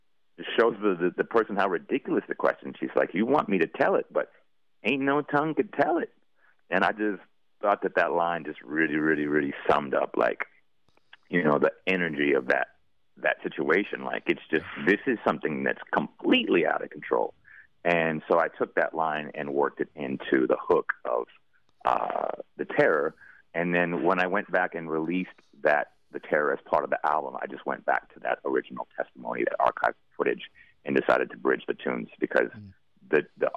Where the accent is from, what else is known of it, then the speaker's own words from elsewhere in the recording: Goshen, Indiana, United States; now in New Orleans, United States; I'm from Goshen, Indiana, originally, which is part of Tornado Alley